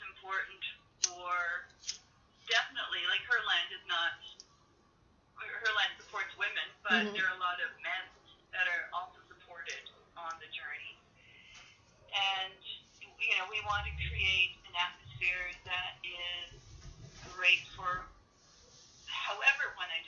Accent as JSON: {"language": "English", "area": "Cape Breton Island", "region": "Nova Scotia", "country": "Canada", "tie": "born or raised there", "accent": "Nova Scotia", "moved": "yes", "said": "I grew up in Cape Breton Island"}